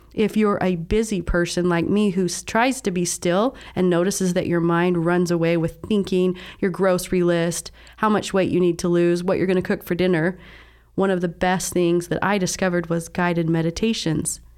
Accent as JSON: {"language": "English", "region": "Southern Utah", "country": "United States", "tie": "born or raised there", "said": "I was raised in Southern Utah, in a very religious family"}